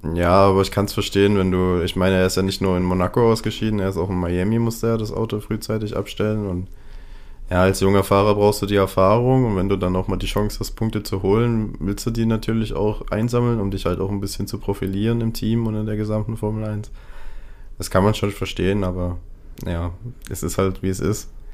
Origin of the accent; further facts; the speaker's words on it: Germany; wir als Deutsche